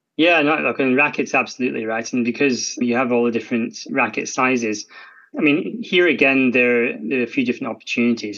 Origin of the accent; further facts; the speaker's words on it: Scotland, United Kingdom; I'm Scottish, and you can tell from my accent.